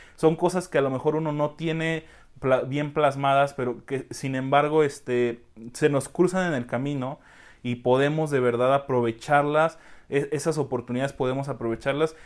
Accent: Mexico; como buenos mexicanos, queremos todo rapidísimo

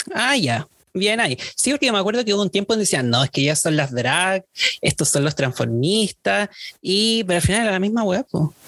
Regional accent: Viña del Mar, Valparaíso, Chile; yo soy de Viña

